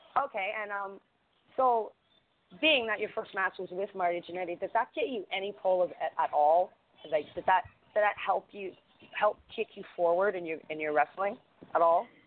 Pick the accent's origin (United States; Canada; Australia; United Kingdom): Canada; now in Toronto, Canada; being a Canadian